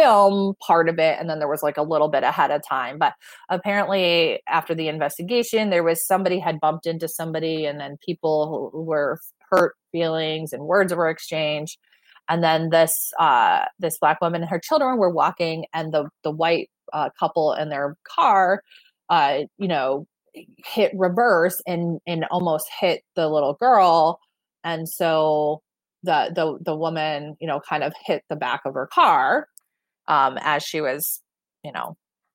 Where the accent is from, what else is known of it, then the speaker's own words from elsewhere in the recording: Michigan, United States; moved away; it's in my hometown